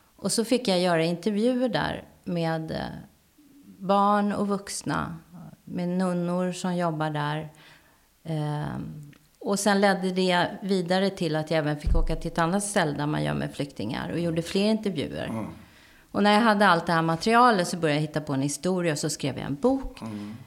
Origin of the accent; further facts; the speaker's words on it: Täby, Stockholm County, Sweden; jag var enda svarthåriga ungen i Täby